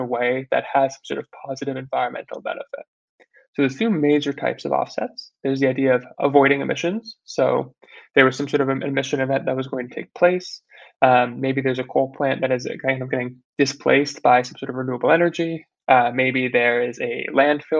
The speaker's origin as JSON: {"language": "English", "region": "New York", "country": "United States", "tie": "born or raised there", "said": "I was born and raised in New York"}